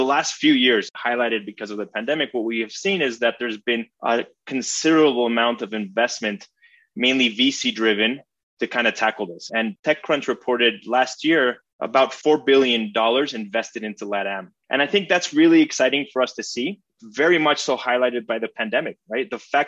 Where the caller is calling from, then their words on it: Mexico City, Mexico; I'm in Mexico City right now.